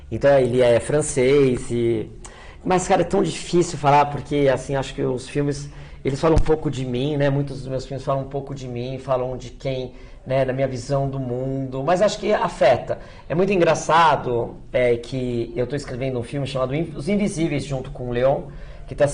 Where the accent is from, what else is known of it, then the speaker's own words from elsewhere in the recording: São Paulo, Brazil; born there; Porque eu Nasci no Cerqueira César, já faz mais de 15 anos que eu moro em Santa Cecília. Minha família, quando emigrou, foi para o Bexiga